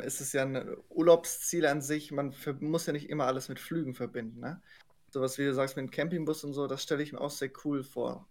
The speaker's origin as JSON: {"language": "German", "country": "Germany", "said": "als Deutscher"}